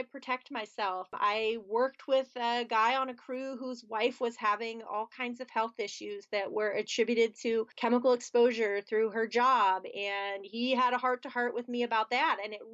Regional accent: outside of Philadelphia, Pennsylvania, United States; moved away as an adult; now in Pittsburgh, United States; I grew up outside of Philadelphia, Pennsylvania, which is on one side of the state

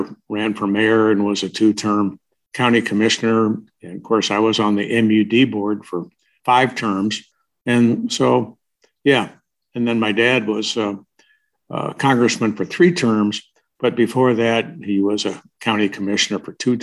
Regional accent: Omaha, Nebraska, United States; also born or lived in Moline, Illinois; I grew up in Dundee and went to Dundee School

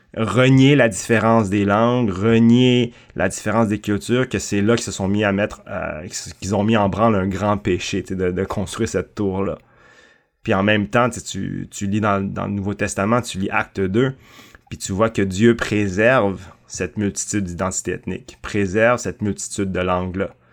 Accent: Canada; also born or lived in Thailand; Je suis euh, chinois, cambodgien, né en Thaïlande, mais vraiment franco-canadien

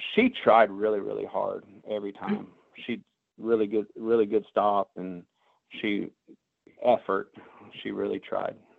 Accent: Hilliard, Ohio, United States; moved away; also born or lived in Findlay, Ohio / Richmond, Indiana / Gainesville, Texas / Tulsa, Oklahoma; I was born in Hilliard, Ohio.

